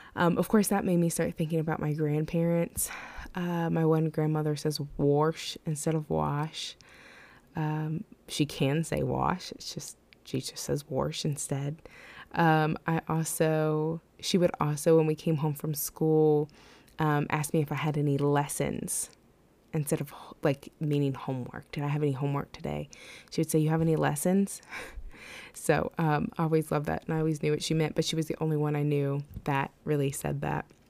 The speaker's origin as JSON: {"language": "English", "region": "West Virginia", "country": "United States", "tie": "born or raised there"}